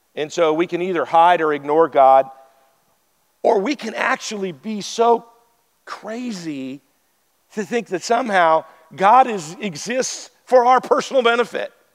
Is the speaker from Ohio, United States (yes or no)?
no; Wyoming, United States; I'm from Wyoming. Stop signs were suggestions